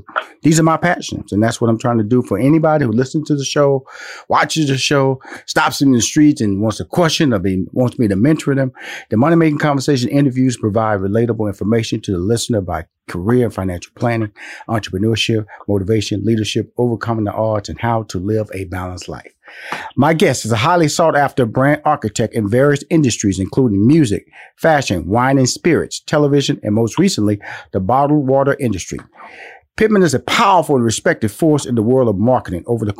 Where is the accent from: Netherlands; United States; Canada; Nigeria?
United States; the South; I'm from the South.